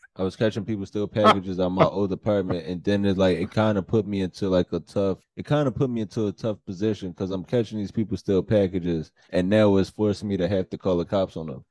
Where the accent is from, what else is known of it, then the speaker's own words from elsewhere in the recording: Philadelphia, Pennsylvania, United States; moved away as an adult; also born or lived in New York; now in North Jersey, United States; my life growing up in Philly